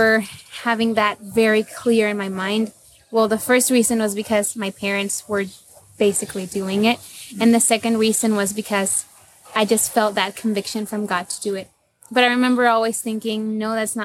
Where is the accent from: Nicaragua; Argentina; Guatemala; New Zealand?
Nicaragua; I am from Nicaragua, but my parents are Mexican, so I'm like half Mexican too.